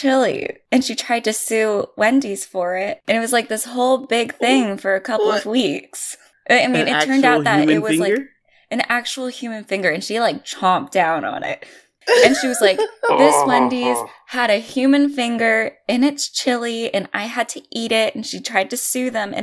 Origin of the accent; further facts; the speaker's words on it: Silicon Valley, California, United States; I'm from the Silicon Valley